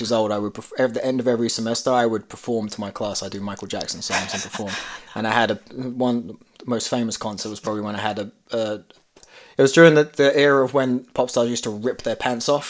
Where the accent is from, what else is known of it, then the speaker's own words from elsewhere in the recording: London, United Kingdom; growing up in London mm. because I grew up where you know there were it's very typical stereotypical, but you had a lot of Indian Pakistani families